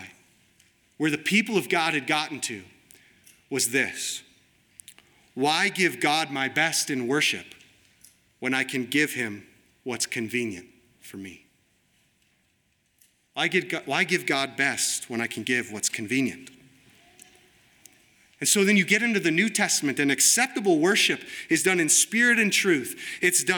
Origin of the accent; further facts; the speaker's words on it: United States; I'm an American